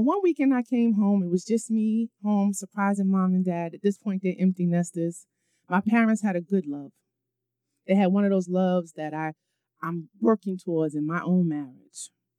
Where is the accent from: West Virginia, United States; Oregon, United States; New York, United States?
New York, United States; New York City; moved away as an adult; also born or lived in College Park, Maryland; I'm a New Yorker, so I gotta stay fly.